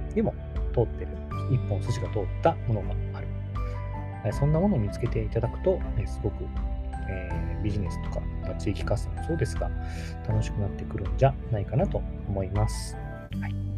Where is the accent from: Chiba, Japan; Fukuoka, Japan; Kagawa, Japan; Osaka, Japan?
Kagawa, Japan; moved away as an adult; 僕のま地元にすごくあの美しい瀬戸内海のね、香川県